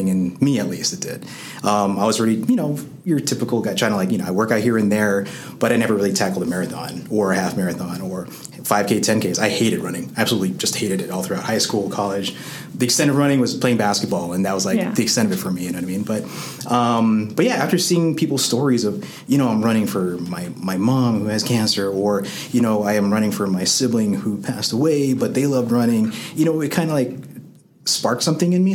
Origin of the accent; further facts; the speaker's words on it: Las Vegas, Nevada, United States; Born and raised in Las Vegas, one of very few